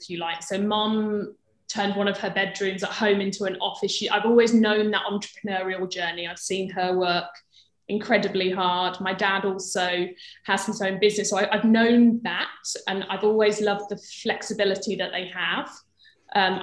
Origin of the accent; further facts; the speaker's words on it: Birmingham, West Midlands, United Kingdom; moved away as an adult; also born or lived in London; I'm from Birmingham, London was obviously uni